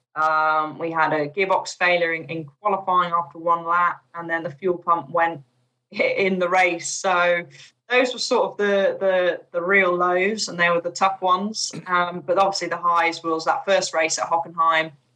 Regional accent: United Kingdom; also born or lived in Chipping Norton / Bourton-on-the-Water; being a British driver

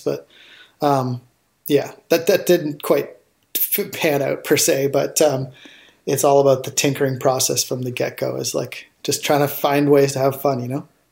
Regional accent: outside of Toronto, Ontario, Canada; I grew up outside of Toronto, Ontario, and up in Canada.

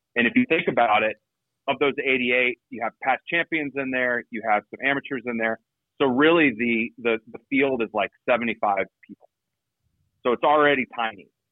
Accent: Georgia, United States; moved away; I grew up in Georgia, so I I I, uh, I got to go a couple times when I lived there

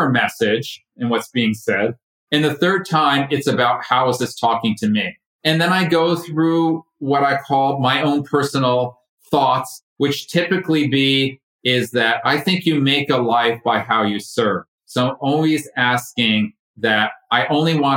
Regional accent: Connecticut, United States; moved away as an adult; now in Ashland, United States; I'm originally from Connecticut, right side of out of New York.

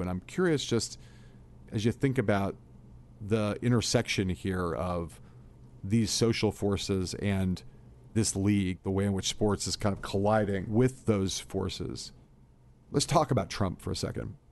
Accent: Los Angeles, California, United States; When I was a kid growing up in Los Angeles

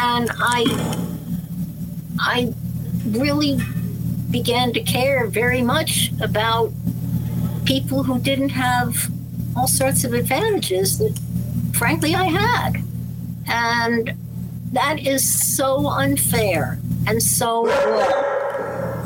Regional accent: Scarsdale, New York, United States; I grew up in Scarsdale.

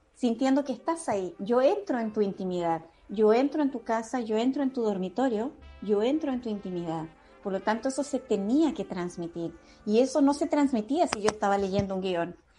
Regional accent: Iquique, Tarapacá, Chile; somos de Iquique

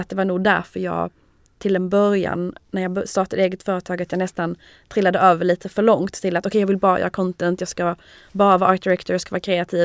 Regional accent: Malmö, Skåne, Sweden; moved away as an adult; also born or lived in Lund; now in Paris, France; jag är från Malmö.

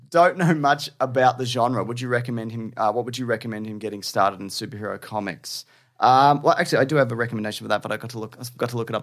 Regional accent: Australia; We're the two most iconic Aussie boys there are

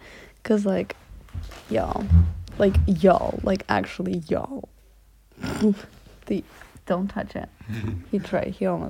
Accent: Spain; I'm from Spain.

